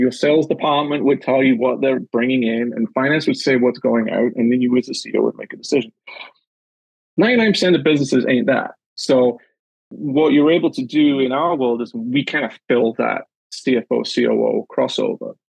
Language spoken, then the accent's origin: English; Newcastle upon Tyne, North East England, United Kingdom; moved away as an adult; also born or lived in the Maritimes, Canada; now in Canada; my time growing up in Newcastle and and in the north of England